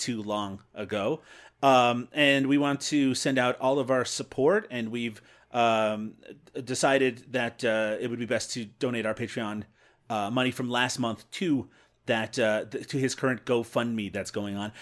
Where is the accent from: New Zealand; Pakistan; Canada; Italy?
Canada; I'm Canadian.